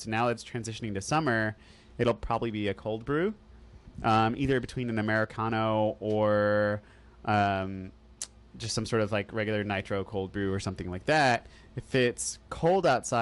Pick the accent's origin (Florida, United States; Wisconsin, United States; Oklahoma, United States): Oklahoma, United States; moved away; also born or lived in Texas; growing up in Oklahoma – like a little bit growing up and going